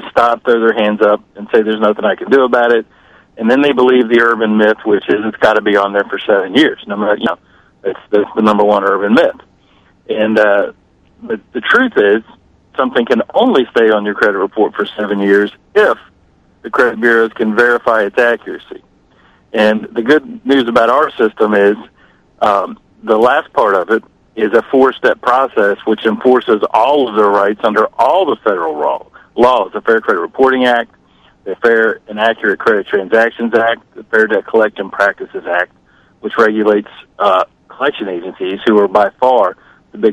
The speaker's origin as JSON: {"language": "English", "town": "Washington", "region": "District of Columbia", "country": "United States", "said": "I'm from the Washington, D.C. area"}